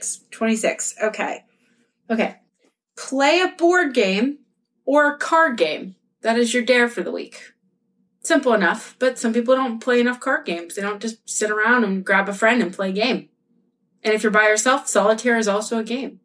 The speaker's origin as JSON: {"language": "English", "town": "Pittsburgh", "region": "Pennsylvania", "country": "United States", "said": "we're from Pittsburgh"}